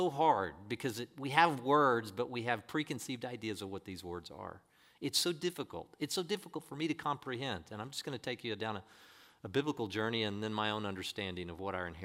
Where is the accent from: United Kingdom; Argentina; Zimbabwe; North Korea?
North Korea; moved away; Because I was born in North Korea, I've never traveled anywhere, and I didn't have access to the internet or outside information.